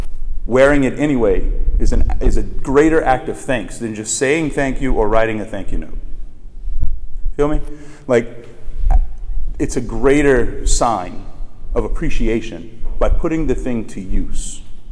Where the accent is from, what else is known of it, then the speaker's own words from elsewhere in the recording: New Orleans, Louisiana, United States; Like, I come from New Orleans where we have like the Lake Pontchartrain in the Mississippi